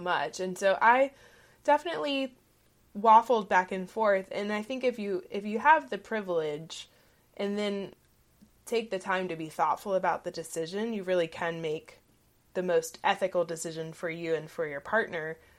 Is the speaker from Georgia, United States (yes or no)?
yes; Southeast Georgia, United States; growing up in the South, in Southeast Georgia, family was the norm